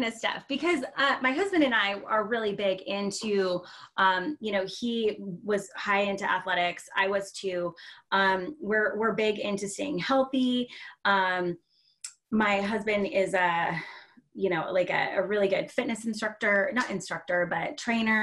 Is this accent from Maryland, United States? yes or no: no; Seattle, Washington, United States; born and raised in Seattle